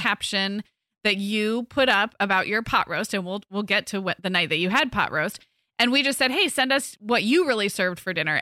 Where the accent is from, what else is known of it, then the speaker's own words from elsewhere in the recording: California, United States; moved away; also born or lived in Midwest; growing up in California